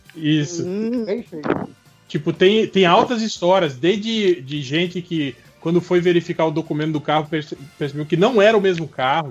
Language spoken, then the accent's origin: Portuguese; Santa Catarina, Brazil; now in Mato Grosso, Brazil; eu não ia querer o De Volta à Minha Terra porque ia ser Santa Catarina